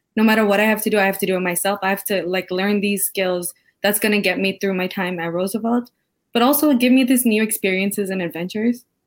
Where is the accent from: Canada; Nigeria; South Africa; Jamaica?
Canada; Brampton, Ontario; moved away as an adult; also born or lived in Sri Lanka; now in Chicago, United States; I'm an international student from Canada. I'm currently from Brampton, Ontario